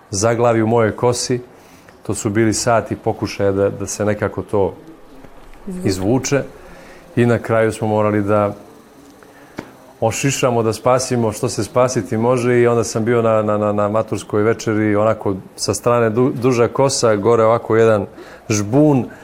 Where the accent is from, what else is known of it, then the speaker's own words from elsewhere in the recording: Montenegro; mi u Crnoj Gori